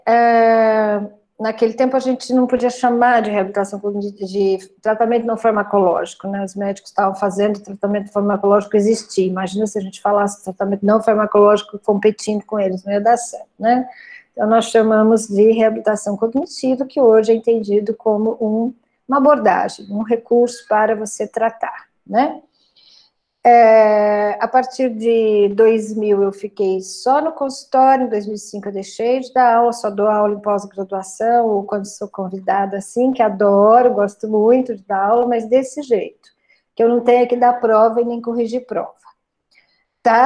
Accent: Brazil; also born or lived in São Carlos / Uberaba; Uberaba fica perto da cidade onde eu nasci, fica a 70 quilômetros de lá

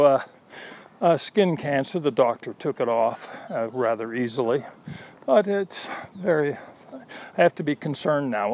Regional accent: United States; now in Austin, United States; I am an American

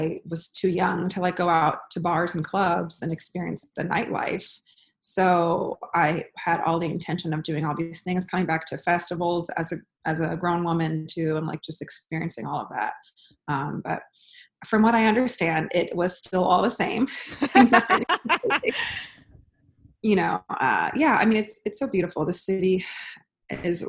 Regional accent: New Orleans, Louisiana, United States; moved away as an adult; also born or lived in California; now in New Orleans, United States; I am from New Orleans, born and raised

